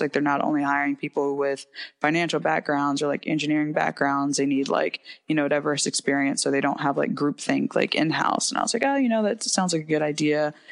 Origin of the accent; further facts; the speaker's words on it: Ashland, Virginia, United States; I'm from Hanover County, specifically Ashland, Virginia. It's a small train town, um, approximately about seven thousand people. So I grew up in a very small town um, just outside of Richmond